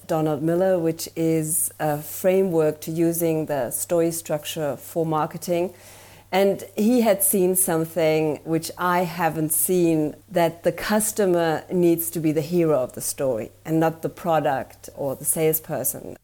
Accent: Germany; English is a second language; I'm from Germany, so please have mercy with my accent

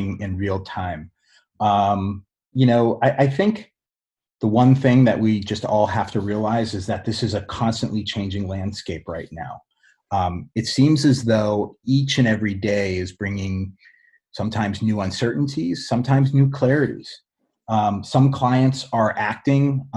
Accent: Boston, Massachusetts, United States; moved away as an adult; I moved back to my hometown of Boston

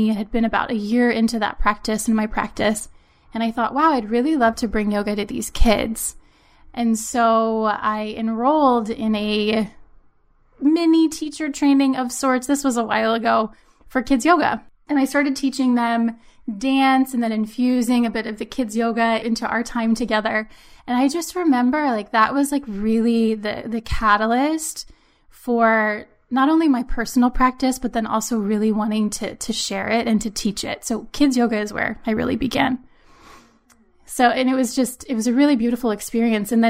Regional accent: Maryland, United States; also born or lived in Pennsylvania; now in New England, United States; We're originally from Maryland and we moved from Pennsylvania.

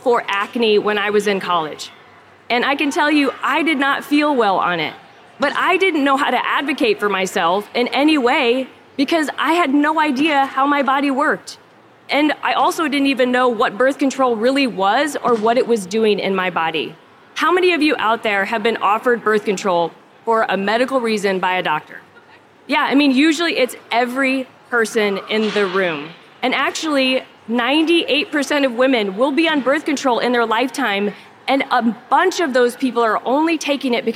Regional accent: Omaha, Nebraska, United States; I am from Omaha, Nebraska.

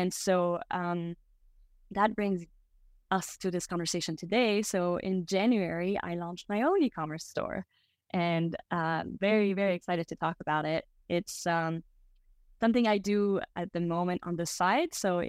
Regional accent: Belgium; also born or lived in Brazil; now in United States; So I am half French, half American. I grew up in Belgium and I came to the US for school. And then I also spent some time living in Brazil

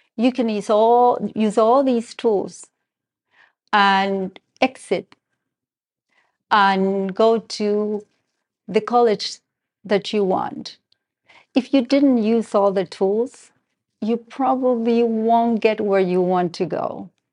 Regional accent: Argentina; moved away; I have a little bit of an accent. I am originally from Argentina

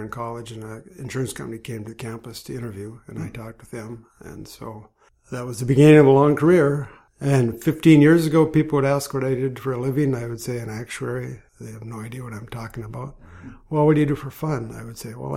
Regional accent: Grand Forks, North Dakota, United States; I grew up in Grand Forks, North Dakota.

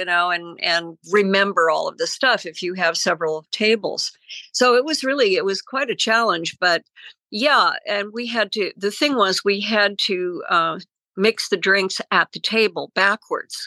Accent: Connecticut, United States; moved away as an adult; also born or lived in Hollywood, California / West Hollywood, California / France; I had grown up in Connecticut, very conservative, pre-Revolutionary War town

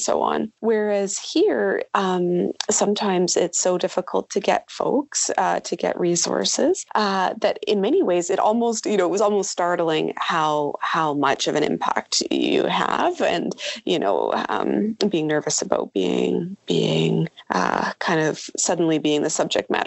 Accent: Vancouver, British Columbia, Canada; moved away as an adult; now in Yellowknife, Canada; I'm originally from Vancouver

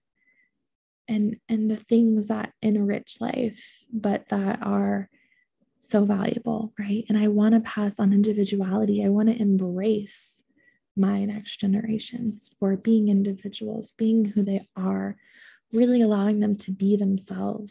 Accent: Ohio, United States; now in Boulder, United States; I grew up in Ohio

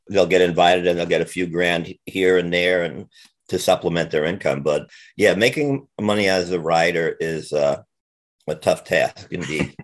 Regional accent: Jersey City, New Jersey, United States; I grew up in Jersey City uh, in the 50s and 60s and early 70s

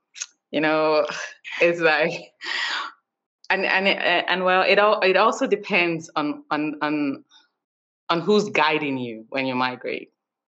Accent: Nigeria; moved away as an adult; now in United States; I was born and raised in Nigeria.

